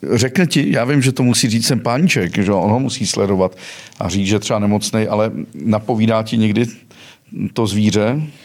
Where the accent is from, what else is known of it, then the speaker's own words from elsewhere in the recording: Mariánské Lázně, Karlovy Vary Region, Czechia; jsem původ, původem z Karlovarského kraje, u Marán, z Maránských Lázní